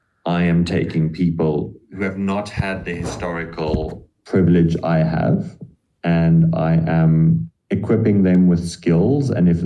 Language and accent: English; Namibia; moved away as an adult; also born or lived in Europe; Yes, I am a white man in Namibia.